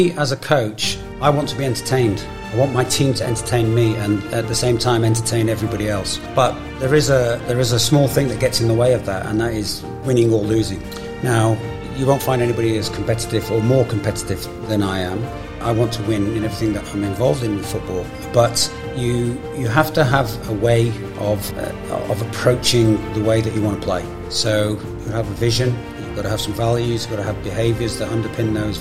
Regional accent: Brisbane, Queensland, Australia; I was coaching my hometown team

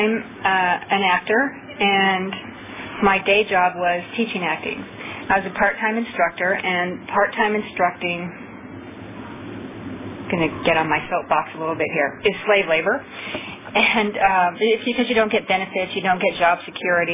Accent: Seattle, Washington, United States; also born or lived in Orange County, California; now in Los Angeles, United States; I'm from Los Angeles, but I'm from Seattle, but then I moved to Orange County, went to OA in Orange County. Now I live in Los Angeles

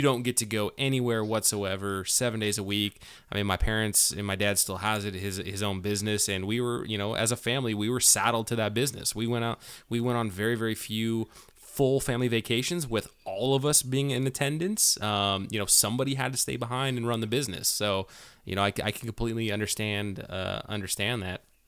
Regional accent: Manteca, California, United States; moved away; Manteca, for, uh, taking care of me, you know, coming back to my hometown

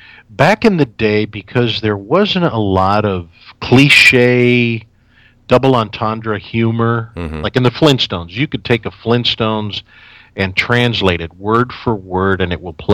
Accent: San Francisco, California, United States; I never tell anybody I'm from San Francisco.

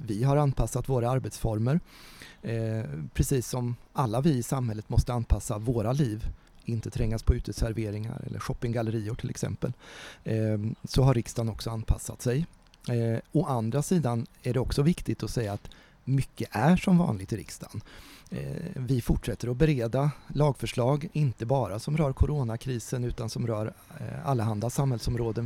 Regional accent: Ödeshög, Östergötland, Sweden; also born or lived in Bromma, Stockholm / Mjölby / Motala / Linköping; now in Norrköping, Sweden; Jag är uppvuxen mm. i Ödeshög, har gått på gymnasiet i Mjölby, bott många år i Motala, jobbat och pluggat i Linköping

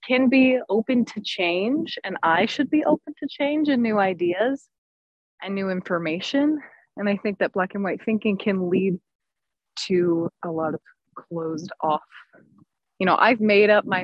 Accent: Utah, United States; growing up in Utah, where most of the people I interacted with on a daily basis for the first 20 years of my life were Mormon

